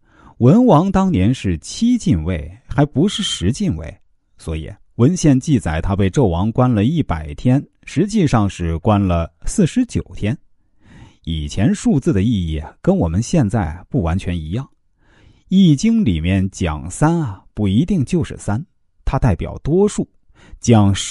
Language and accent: Chinese; China; 我们中国人。是分中有合，合中有分，分到好像没有分，没有分又好像有分，这是最合乎自然的。